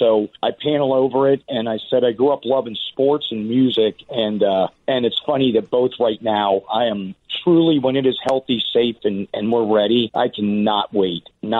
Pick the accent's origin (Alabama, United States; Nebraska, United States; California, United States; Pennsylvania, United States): Pennsylvania, United States; Pittsburgh; also born or lived in Mechanicsburg; And growing up in Pennsylvania, I grew up in Pittsburgh, and then my dad was in the military, so we moved around a bit. We ended up at the Inland Naval Depot in Mechanicsburg or Harrisburg.